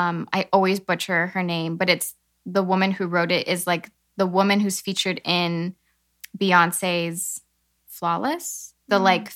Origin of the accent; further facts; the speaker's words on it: Illinois, United States; growing up in Illinois